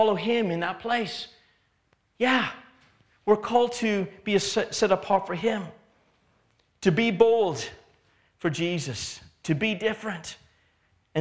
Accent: Canada; now in England; I grew up in Canada, and in Canada, it's not illegal to be a believer

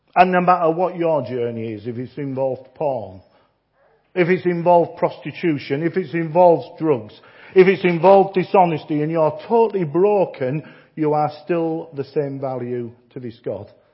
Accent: Yorkshire and the Humber, United Kingdom; I'm a Yorkshireman

